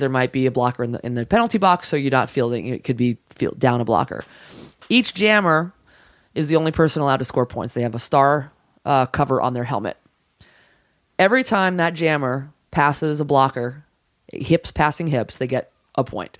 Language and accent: English; New York City, New York, United States; also born or lived in Long Island; I grew up in the Bronx, like, all my friends played